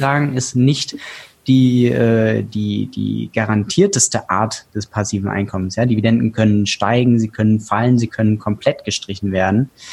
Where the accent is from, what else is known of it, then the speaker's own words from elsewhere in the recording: Hesse, Germany; moved away as an adult; also born or lived in Portugal / Frankfurt; now in Berlin, Germany; ich bin gebürtiger Hesse